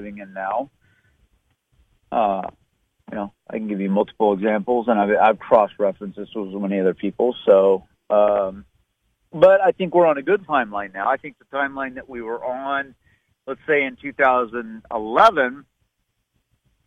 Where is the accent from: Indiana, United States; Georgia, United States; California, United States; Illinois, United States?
California, United States; Southern; I was born in Southern California in 1968